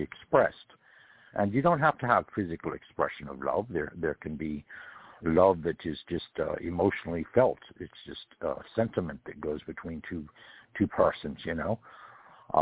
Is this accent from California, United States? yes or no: yes; California, United States; I come from California, and California back in the time that I was born